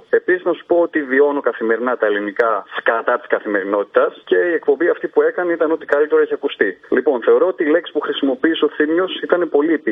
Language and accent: Greek; northern Greece, Greece; γεννήθηκα στην Ελλάδα κι εγώ και μάλιστα στη Βόρεια Ελλάδα που γίνεται όλο αυτό ο τόρο από ελληνική οικογένεια πάπου προ πάπου. Μεγάλωσα με τα ελληνικά τα ήθη και τα έθιμα